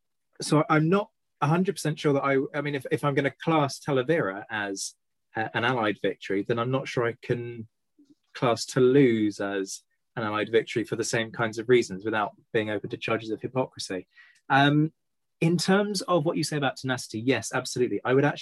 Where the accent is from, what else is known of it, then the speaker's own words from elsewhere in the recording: United Kingdom; I say this as a Brit